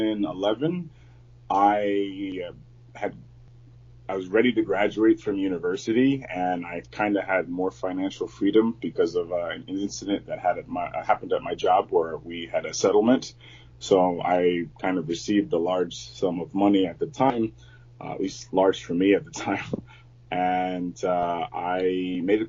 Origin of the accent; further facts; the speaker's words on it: San Antonio, Texas, United States; now in Beijing, China; I'm from San Antonio, Texas. And right now I'm living in Beijing, China